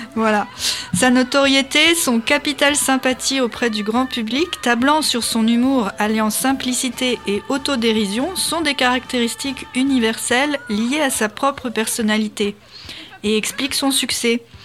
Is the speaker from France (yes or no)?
yes; France; nous, en tant que Français